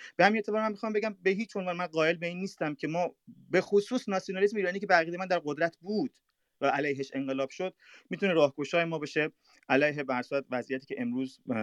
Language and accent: Persian; Mashhad, Razavi Khorasan, Iran; first language Persian; moved away; also born or lived in Europe; در ایران من به دنیا اومدم در شهر مشهد و بعدم فارسی صحبت میکنم یعنی زبان اول من فارسی هست